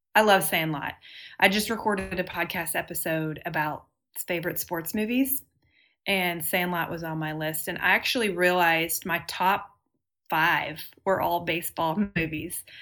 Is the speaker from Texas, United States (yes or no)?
yes; Texas, United States; I'm from Texas and have always lived here